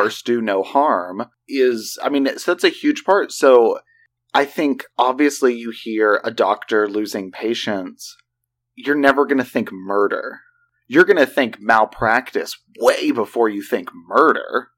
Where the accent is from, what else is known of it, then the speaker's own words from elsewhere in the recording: Oklahoma, United States; We, we're from Oklahoma.